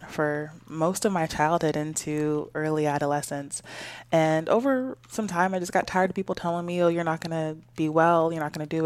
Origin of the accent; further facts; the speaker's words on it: California, United States; Yeah, well, I tell people that I'm just from the Bay Area conglomerate. Don't really have mm. a hometown because we moved around so much.